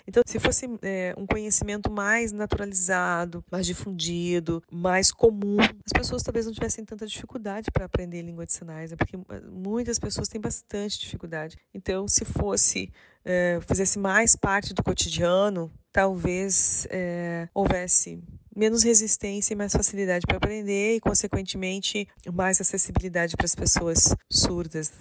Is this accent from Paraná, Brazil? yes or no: yes; Paraná, Brazil; now in Santa Catarina, Brazil; na minha cidade, na cidade de onde eu nasci, no Paraná